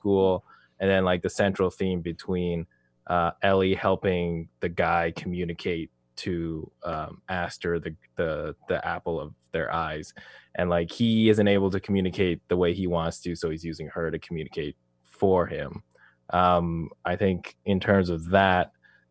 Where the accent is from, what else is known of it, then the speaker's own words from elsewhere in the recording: Canada; also born or lived in Beijing, China; I would say my Mandarin's pretty decent for pronunciation wise in terms of like growing up in Canada